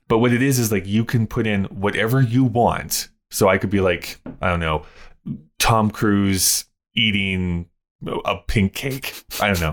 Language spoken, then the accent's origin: English; Canada